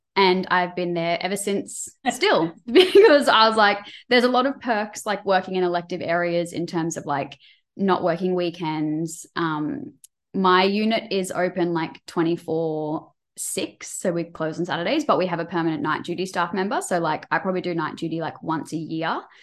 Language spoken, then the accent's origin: English; Queensland, Australia; I'm from Queensland